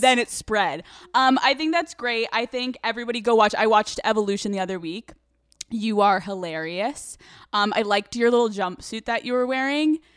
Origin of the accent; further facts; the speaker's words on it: Newtown, Pennsylvania, United States; I'm from Pennsylvania